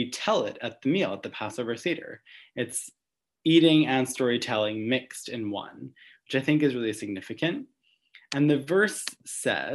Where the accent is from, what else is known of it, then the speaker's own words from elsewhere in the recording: Long Island, New York, United States; now in New York City, United States; I grew up in Long Island